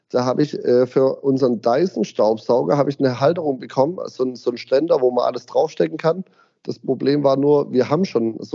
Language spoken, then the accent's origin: German; Ditzingen, Baden-Württemberg, Germany; ich komme aus Ditzingen, bin Urditzinger, bin in Ditzingen aufgewachsen, wohne immer noch in Ditzingen, mache in Ditzingen mein Zehnjähriges